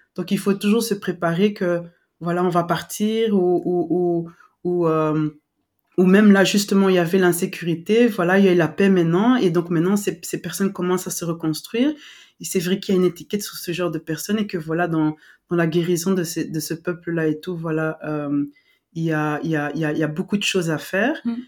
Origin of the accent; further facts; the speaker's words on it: western DR Congo, DR Congo; moved away; moi j'ai grandi à l'ouest